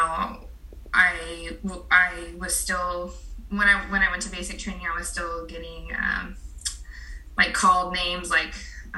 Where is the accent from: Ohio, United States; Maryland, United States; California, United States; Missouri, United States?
California, United States; Pacific Grove; also born or lived in Fort Wainwright, Alaska / Fort Benning, Georgia / San Jose; I grew up in Pacific Grove